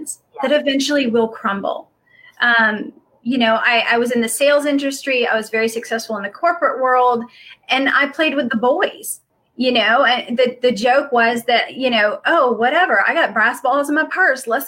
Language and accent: English; the South, United States; I grew up in the South